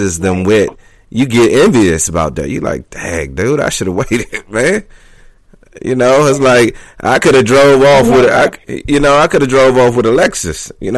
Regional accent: Washington, District of Columbia, United States; I grew up in Northeast D.C., so it was all black schools, public schools

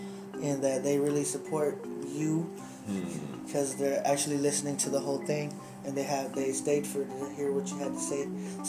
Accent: United States; I'm from America

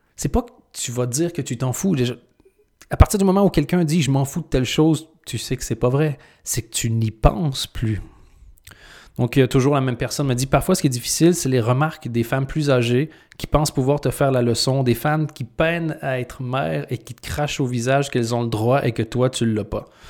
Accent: Canada; now in Belgium; j'ai deux nationalités. Je suis canadien et je suis belge. Quand je suis devenu belge

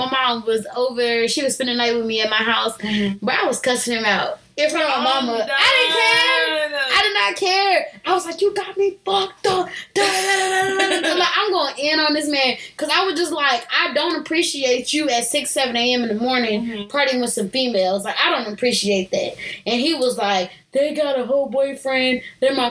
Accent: Oklahoma, United States; moved away; I'm originally from Oklahoma

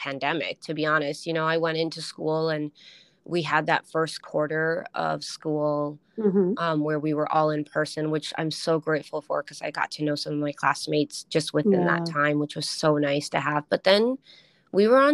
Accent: Duluth, Minnesota, United States; moved away as an adult; also born or lived in Colorado / Alaska; now in Seattle, United States; the hospital in my hometown in Duluth

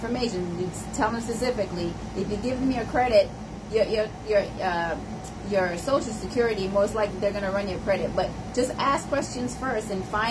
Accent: Jamaica; now in United States; a lot of us who are immigrants, I'm Jamaican

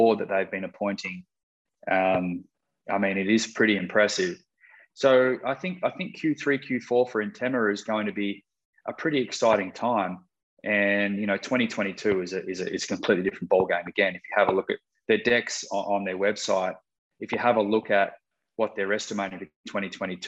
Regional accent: Australia; moved away; growing up in Australia and cutting some of my corporate cloth there

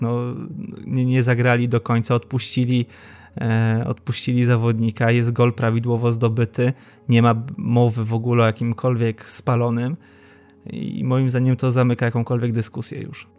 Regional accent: Łódź, Łódź Voivodeship, Poland; Jestem z Łodzi

